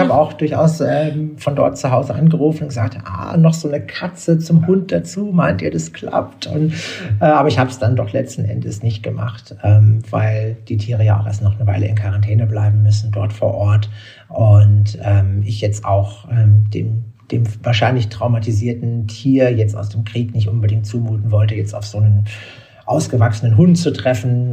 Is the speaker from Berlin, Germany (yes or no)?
yes; Berlin, Germany; ich bin in Berlin aufgewachsen, äh, zur Zeit, als noch die Mauer stand